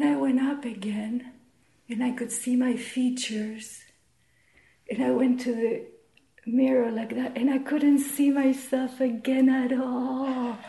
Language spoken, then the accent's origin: English; New York, United States; now in Toronto, Canada; I came from New York to Toronto. New York, Toronto.